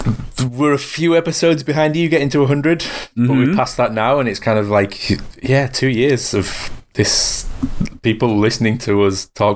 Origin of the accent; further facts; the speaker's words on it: England, United Kingdom; I'm from England.